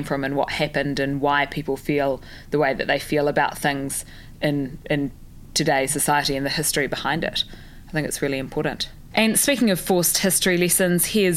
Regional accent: New Zealand; growing up and being a Kiwi kid

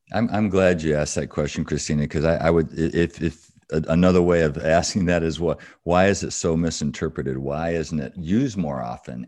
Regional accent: Battle Creek, Michigan, United States; I grew up in Battle Creek, Michigan, so I'm a Michigander.

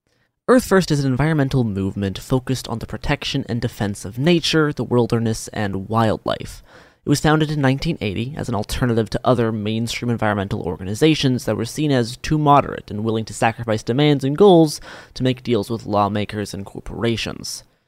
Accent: Portland, Oregon, United States; As the record high heat wave of 117 degrees hit my hometown of Portland, Oregon in late June 2021

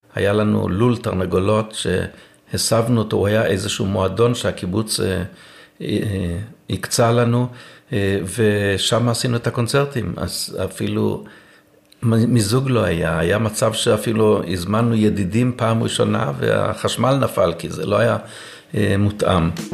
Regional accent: Eilon, Northern District, Israel; נולדתי בקיבוץ אילון, גדלתי כל חיי על מוזיקה

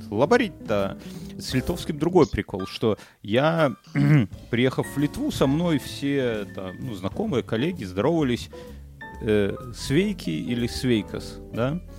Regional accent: Belarus; по мне уж не видно, что я белорус, понимаешь?

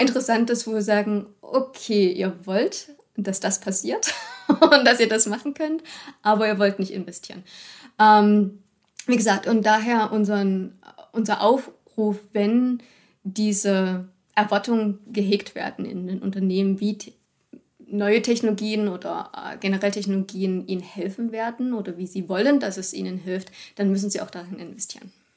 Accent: Germany; auch als Deutsche

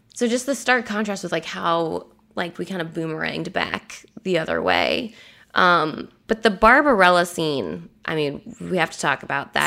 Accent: United States; Americans, we probably don't even realize how much violence we're seeing every day because it's just something we've grown up with at this point.

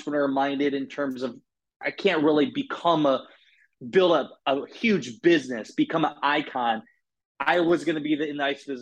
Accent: Iowa, United States; I grew up in Iowa

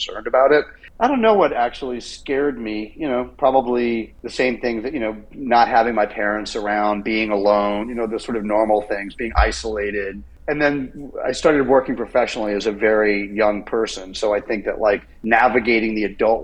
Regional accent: England, United Kingdom; now in United States; I was born in England and I had a British passport, and I was living in America by then

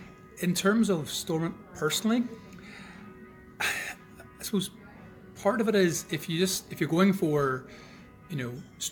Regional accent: Ballymena, Northern Ireland, United Kingdom; I was born in 66 in Ballymena

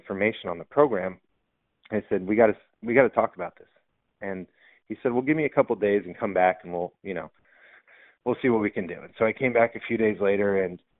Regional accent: San Diego, California, United States; I grew up in San Diego

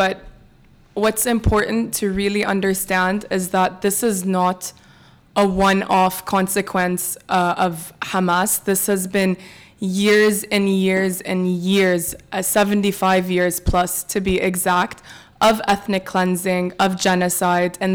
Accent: California, United States; moved away as an adult; now in Dubai, United Arab Emirates; a Palestinian American that was born in California, born and raised, grew up there

